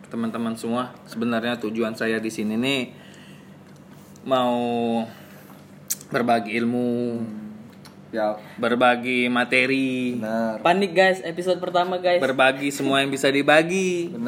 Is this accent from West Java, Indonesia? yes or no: no; Palembang, South Sumatra, Indonesia; Tapi kan memang kita ini kan dari Palembang ya sudah kita bawa bahasa Palembang be.